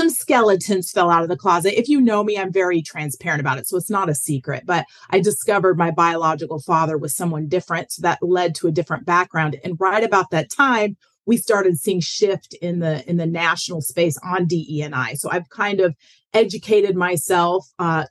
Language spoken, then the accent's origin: English; Denver, Colorado, United States; my hometown of Denver